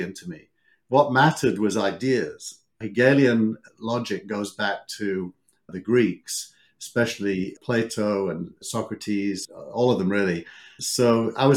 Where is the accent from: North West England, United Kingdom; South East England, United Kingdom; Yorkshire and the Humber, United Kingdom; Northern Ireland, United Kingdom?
Yorkshire and the Humber, United Kingdom; Scarborough; now in Silicon Valley, United States; I grew up in the north of England in a beautiful town called Scarborough.